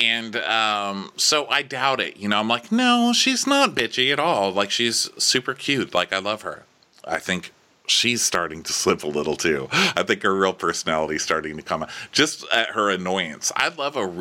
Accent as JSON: {"language": "English", "region": "Texas", "country": "United States", "tie": "born or raised there", "said": "I grew up in Texas as well"}